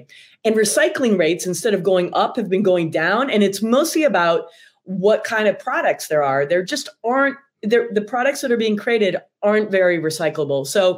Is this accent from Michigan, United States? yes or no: yes; Michigan, United States; now in Chicago, United States; I'm from Michigan